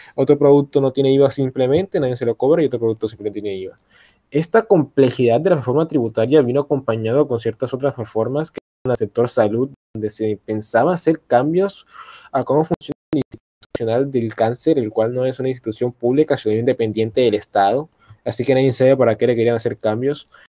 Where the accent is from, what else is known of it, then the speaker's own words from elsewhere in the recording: Colombia; yo soy el único colombiano de esta madre